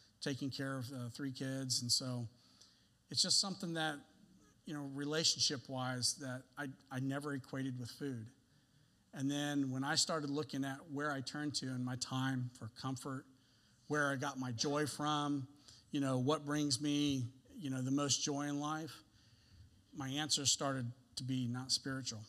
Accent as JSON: {"language": "English", "region": "the South", "country": "United States", "tie": "born or raised there", "said": "I told you that I grew up in the South."}